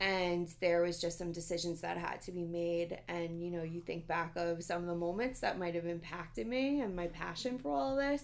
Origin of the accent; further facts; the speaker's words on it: New York City, New York, United States; I grew up in the Bronx.